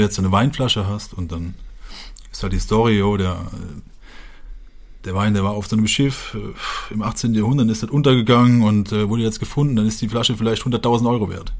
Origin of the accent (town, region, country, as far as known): Westerwald, Rhineland-Palatinate, Germany